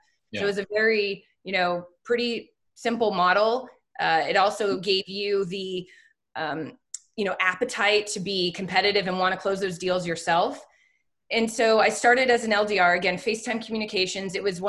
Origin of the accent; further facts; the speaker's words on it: San Francisco, California, United States; moved away as an adult; now in Austin, United States; I grew up in the Bay Area, San Francisco, went to college at UC Santa Barbara, and I came home to get started in my career after school.